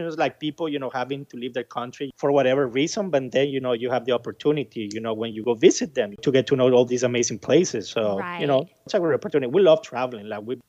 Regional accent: Nicaragua; now in Arlington, United States; I live in Arlington, Virginia, but I'm originally from Nicaragua.

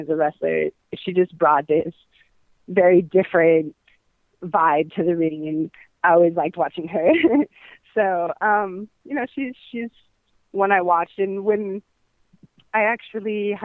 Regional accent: San Francisco, California, United States; moved away as an adult; also born or lived in Los Angeles; now in Miami, United States; I'm originally from San Francisco, and spent about 5 years in L.A.

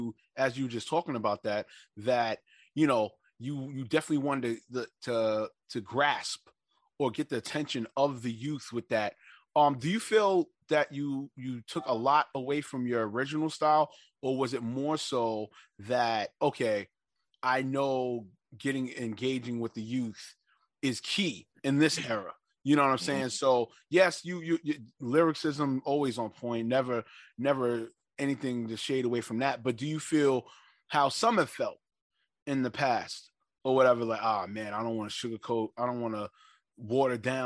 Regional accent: New York City, New York, United States; also born or lived in Harlem, New York; I'm from Northside, Laurelton

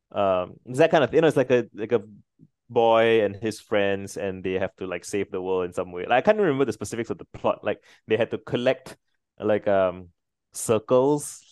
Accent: Singapore; so I'm Singaporean

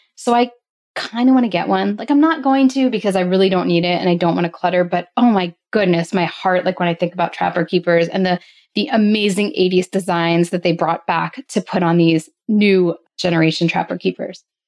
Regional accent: outside of Philadelphia, Pennsylvania, United States; I grew up in outside of Philadelphia

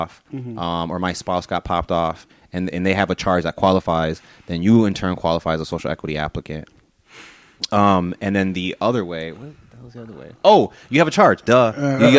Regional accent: Aurora, Illinois, United States; I went to East. Born and raised on the East Side.

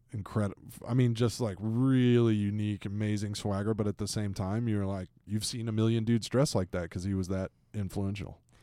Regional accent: Atlanta, Georgia, United States; moved away; my hometown, Atlanta, Georgia

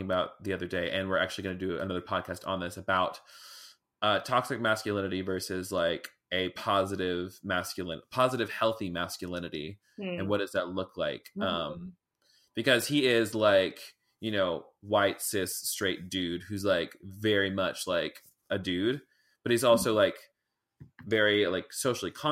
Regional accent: Clarksville, Tennessee, United States; I grew up in Clarksville, Tennessee, but really it was like Woodlawn, which is like the boonies and country as fuck

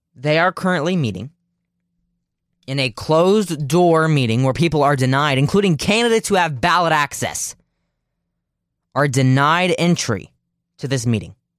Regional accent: Ohio, United States; Ohio 'cause that's my home state

